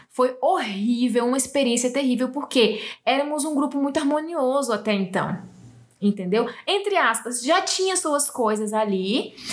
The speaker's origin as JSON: {"language": "Portuguese", "region": "Northeast Region", "country": "Brazil", "said": "sou do Nordeste"}